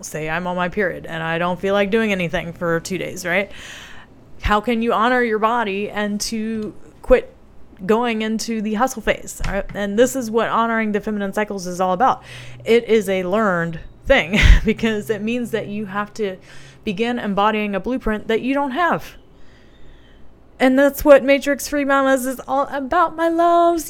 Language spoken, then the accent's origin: English; the South, United States; I grew up in the South